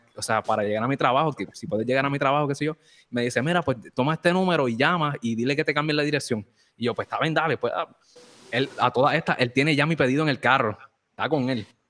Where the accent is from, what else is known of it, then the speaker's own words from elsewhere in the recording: Morovis, Puerto Rico; Yo también soy de Morovi también